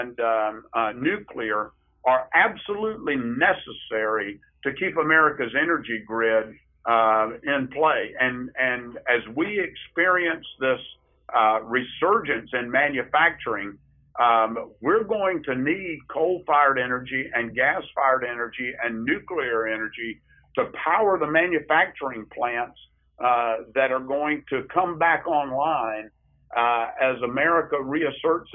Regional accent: Marietta, Ohio, United States; my hometown of Marietta

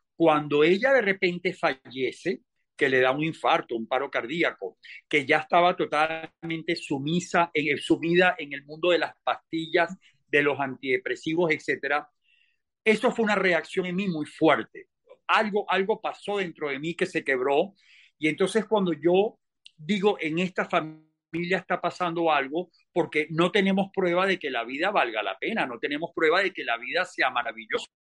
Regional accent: Venezuela; moved away; also born or lived in Spain; yo llego de visita a mi país. Yo no pensaba quedarme en mi país

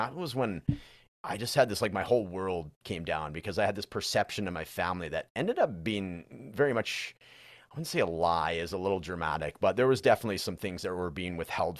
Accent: British Columbia, Canada; So I'm actually from British Columbia, which is like the neighboring province. So that's where Vancouver is and all that.

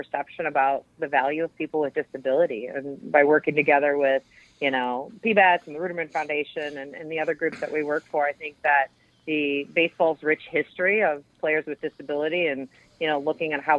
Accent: Wisconsin, United States; moved away; I grew up in Wisconsin

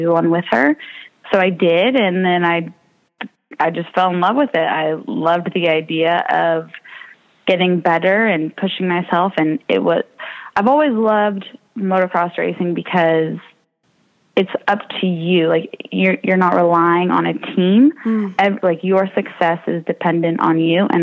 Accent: Walnut Creek, California, United States; I'm from Walnut Creek, California

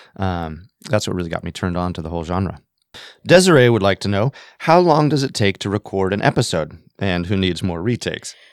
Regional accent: Montana, United States; moved away as an adult; also born or lived in Massachusetts / New York City; now in Los Angeles, United States; I was born and raised in Montana

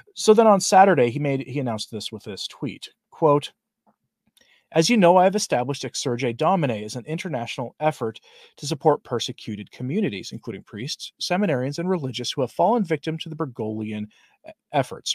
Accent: Portland, United States; moved away; I'm from Portland originally

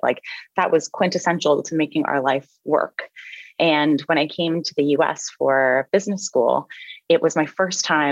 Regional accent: Canada; I'm Canadian. I was raised by a single mom

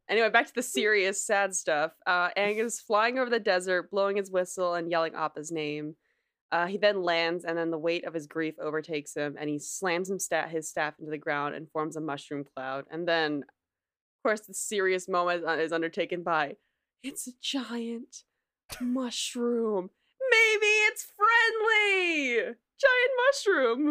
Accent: New Jersey, United States; I'm from New Jersey, which is like, you know, the shore, you know, literally Jersey shore

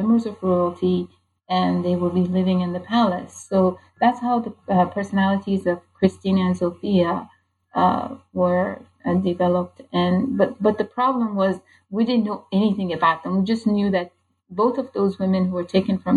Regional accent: Iran; moved away; a person growing up in Iran

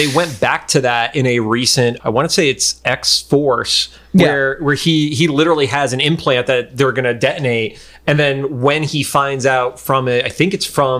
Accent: Northeast, United States; now in Los Angeles, United States; I feel like growing up in the Northeast, Target wasn't like on our radar at that point. Like we barely had Walmarts.

